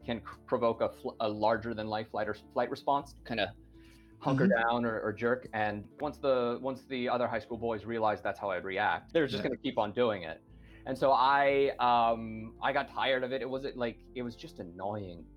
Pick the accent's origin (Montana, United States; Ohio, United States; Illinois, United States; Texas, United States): Montana, United States; moved away as an adult; also born or lived in Japan; now in Spain; where I grew up in Montana